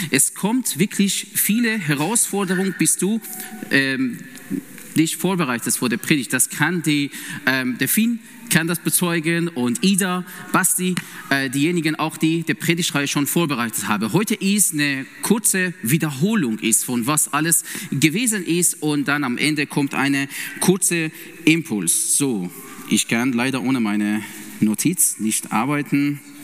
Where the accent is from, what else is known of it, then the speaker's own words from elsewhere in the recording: Iran; German is a second language; also born or lived in Vienna, Austria; now in Siegen, Germany; ich komme ursprünglich aus dem Iran